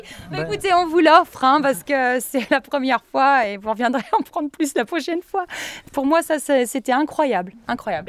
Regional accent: France; moved away as an adult; now in Sweden; je suis français

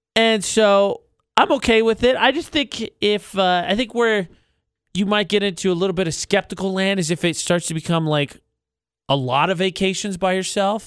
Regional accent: United States; moved away; I'm going to Chicago for that conference near my hometown.

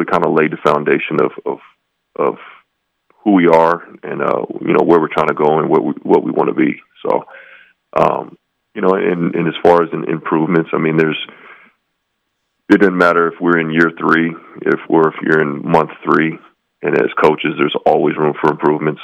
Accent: West Coast, United States; now in Logan, United States; I grew up on the West Coast

